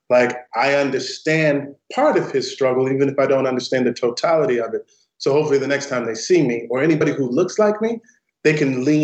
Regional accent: St. Louis, Missouri, United States; it's named after the neighborhood that I grew up in in St. Louis, Missouri. And it's a predominantly African American neighborhood

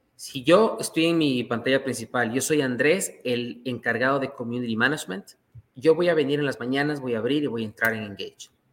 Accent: Ecuador; now in Toronto, Canada; Yo soy ecuatoriano

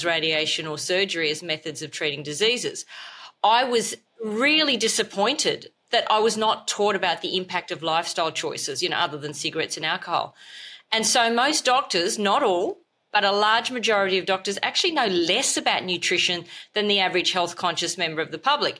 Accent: Australia; I'm an Australian medical doctor

